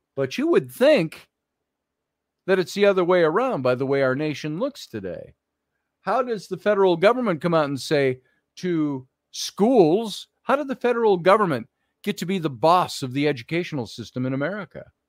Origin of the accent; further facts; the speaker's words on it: Minneapolis, Minnesota, United States; I grew up in Minneapolis